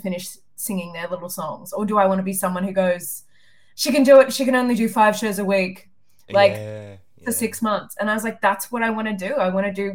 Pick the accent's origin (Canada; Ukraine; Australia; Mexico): Australia; Wagga Wagga, New South Wales; I grew up in Wagga Wagga